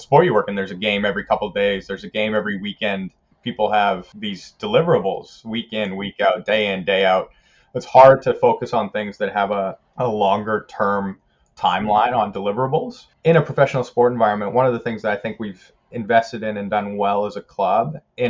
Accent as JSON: {"language": "English", "country": "Canada", "tie": "born or raised there", "also_born_or_lived": "South Africa / New Zealand", "said": "I kind of grew up a bit of a citizen of the world. I was born in South Africa. I lived in New Zealand 5 years, did most of my school years in Canada, and I'm a citizen of all three countries still."}